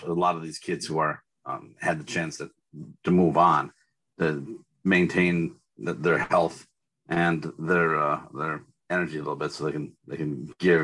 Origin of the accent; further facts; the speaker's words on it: Minnesota, United States; I'm Minnesotan through and through.